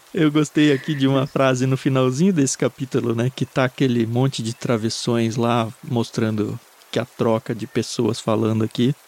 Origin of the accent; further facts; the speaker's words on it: Jundiaí, São Paulo, Brazil; Quando eu era adolescente, eu cresci em Jundiaí